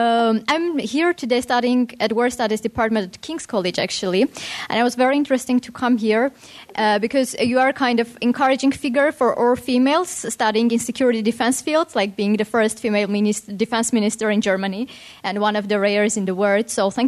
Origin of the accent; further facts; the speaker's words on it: Armenia; moved away as an adult; now in London, United Kingdom; I'm from Armenia